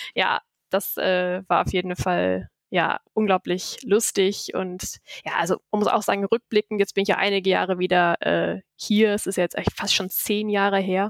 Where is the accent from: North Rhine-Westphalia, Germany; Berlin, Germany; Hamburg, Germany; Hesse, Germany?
North Rhine-Westphalia, Germany; Essen; also born or lived in Düsseldorf / Texas; bin ja eigentlich gebürtige Düsseldorferin und bin in Essen aufgewachsen